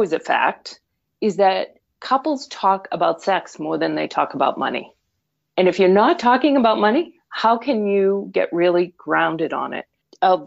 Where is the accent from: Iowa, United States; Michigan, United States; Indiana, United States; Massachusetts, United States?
Massachusetts, United States; Boston; accent: Boston; moved away as an adult; now in Vermont, United States; I'm originally from Boston, as anyone listening may catch that Boston accent, despite having lived in Vermont for well over 25 years.